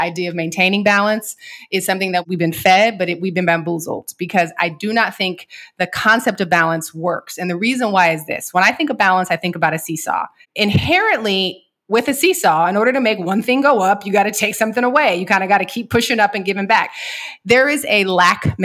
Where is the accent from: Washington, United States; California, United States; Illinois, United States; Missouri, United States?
Washington, United States; Seattle; I'm from Seattle and we spent a lot of time on boats.